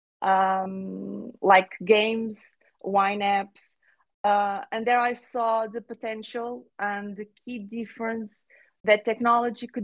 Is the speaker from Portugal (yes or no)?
yes; Portugal; I'm from Portugal.